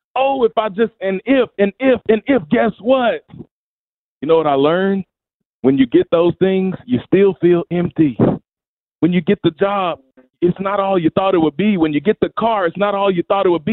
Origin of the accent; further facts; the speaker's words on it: Memphis, Tennessee, United States; also born or lived in Mississippi; My story started in Mississippi in the United States. I was born in Memphis, Tennessee, and I was raised in brokenness